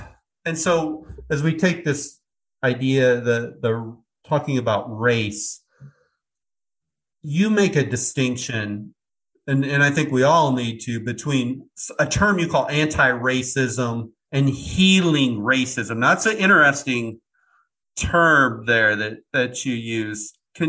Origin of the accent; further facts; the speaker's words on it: Iowa, United States; I was born and raised in Iowa in the middle of the Midwest.